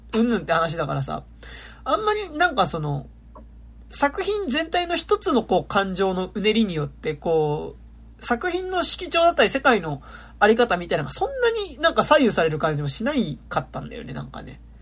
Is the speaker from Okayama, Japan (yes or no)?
no; Tokyo, Japan; 東京生まれだけどさ